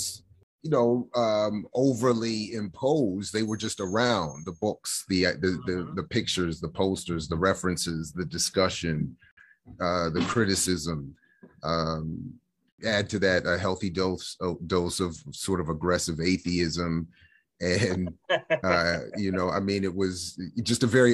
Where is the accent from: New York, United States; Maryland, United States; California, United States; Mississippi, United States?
Maryland, United States; Columbia; also born or lived in Washington, D.C.; I was born in Washington, D.C., and I grew up in the very planned suburban neighborhood or city of Columbia, Maryland